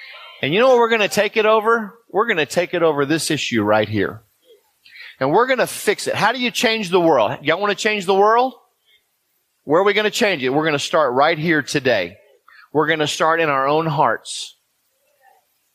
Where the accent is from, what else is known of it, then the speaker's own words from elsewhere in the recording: Houston, Texas, United States; I'm a white man born in Houston, Texas